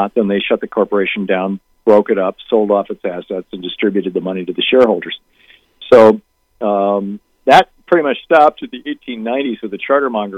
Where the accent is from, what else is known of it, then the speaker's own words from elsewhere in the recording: Lansing, Michigan, United States; I grew up in Lansing, Michigan, and there were three hospitals in Lansing when I was growing up